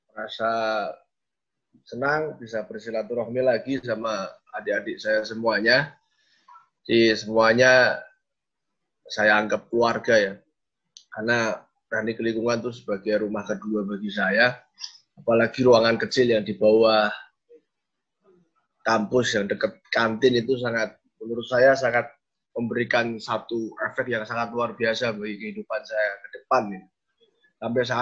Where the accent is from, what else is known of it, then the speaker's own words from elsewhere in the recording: Semarang, Central Java, Indonesia; Saya asli Semarang kan. Ketika saya kuliah di Semarang, berarti saya ketemu dengan lingkungan atau teman-teman yang mungkin saya masih kenal.